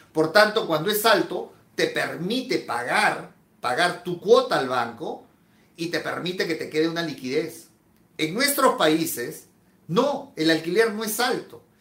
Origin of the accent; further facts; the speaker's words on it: Peru; En mi país, en Perú